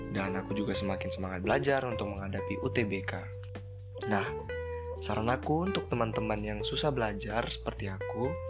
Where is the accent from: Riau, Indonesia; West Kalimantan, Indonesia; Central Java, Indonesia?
Riau, Indonesia; Pekanbaru; dari Pekanbaru